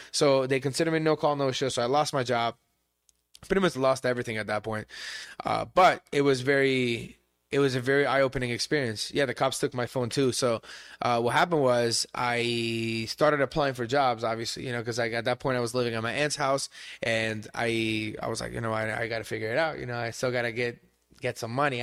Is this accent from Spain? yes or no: yes; Barcelona, Catalonia, Spain; English is a second language; also born or lived in Tempe, United States; now in United States; I grew up in Spain, my mom is Iranian